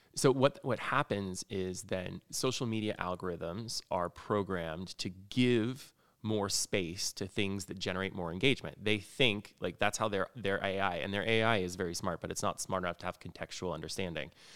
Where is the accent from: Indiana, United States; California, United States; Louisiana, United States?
Indiana, United States; rural; now in Los Angeles, United States; I grew up in rural Indiana